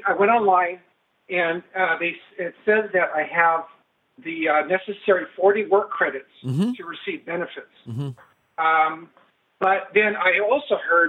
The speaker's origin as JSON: {"language": "English", "region": "Northern California", "country": "United States", "tie": "born or raised there", "said": "I'm from Northern California. I've been here all my life. And I'm 52."}